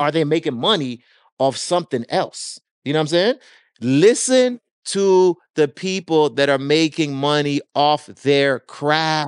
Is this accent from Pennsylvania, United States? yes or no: no; Miami, Florida, United States; born or raised there; also born or lived in Jamaica